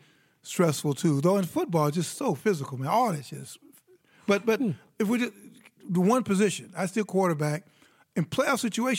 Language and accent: English; Chicago, Illinois, United States; I grew up in Chicago, and I grew up on the Blackhawks.